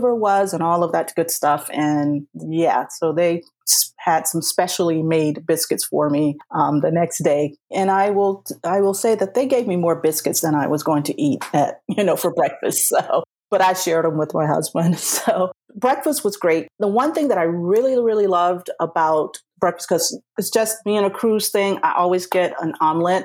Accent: South Carolina, United States; moved away; I'm a Southern girl. I'm originally from South Carolina

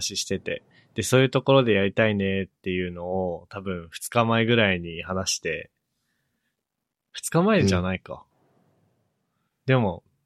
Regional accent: Chitose, Hokkaido, Japan; moved away; 千歳出身

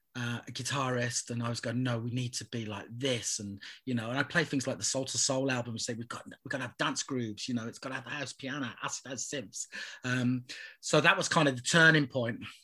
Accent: Birmingham, West Midlands, United Kingdom; I did grow up in a musical household. I was born in Birmingham

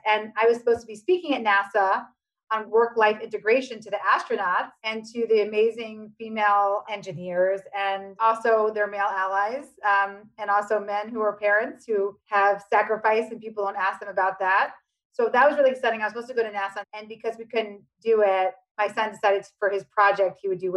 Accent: New York City, New York, United States; also born or lived in Michigan; I grew up on Avenue C and 14th Street in the 80s and 90s

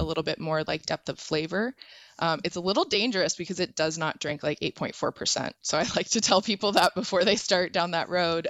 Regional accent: Arizona, United States; I'm from Arizona

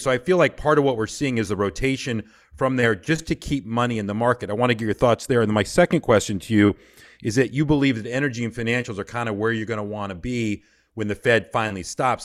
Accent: Georgia, United States; I'm from Georgia

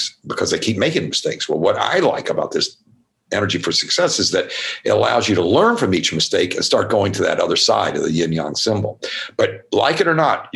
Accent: Louisville, Kentucky, United States; I grew up in Kentucky, Louisville, Kentucky

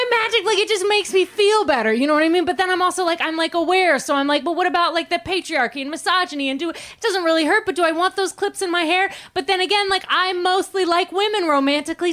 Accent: Maine, United States; now in Los Angeles, United States; I grew up in Maine, and Mainers aren't like a very vain people

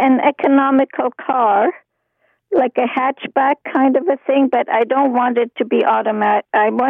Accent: Montreal, Quebec, Canada; I'm from Montreal

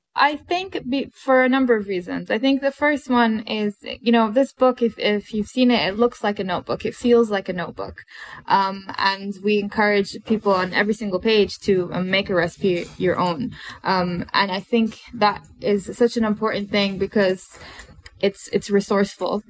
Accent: Bahrain; I grew up in Bahrain, and um, also grew up in the Middle East

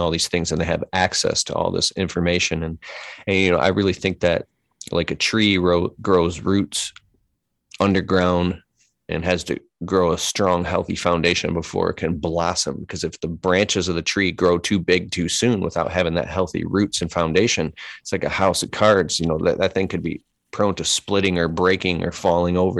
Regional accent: Detroit, Michigan, United States; I grew up in Metro Detroit. We're here in Michigan

